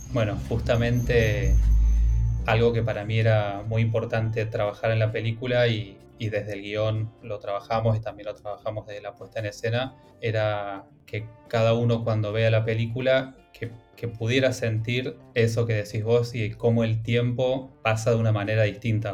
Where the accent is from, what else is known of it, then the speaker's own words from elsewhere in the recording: Villa Dolores, Córdoba, Argentina; moved away as an adult; also born or lived in Buenos Aires; Yo soy de Tras la Sierra, de, de Villa Dolores, que es eh, una ciudad en, el oeste de Córdoba.